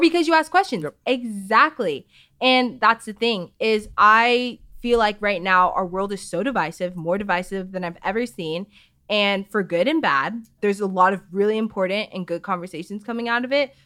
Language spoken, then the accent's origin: English; Chandler, Arizona, United States; I grew up in Arizona